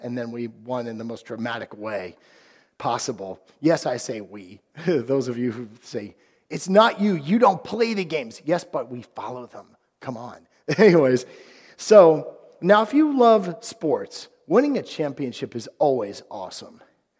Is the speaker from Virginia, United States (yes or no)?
yes; Virginia, United States; But so I grew up on Virginia, and for years we were never great.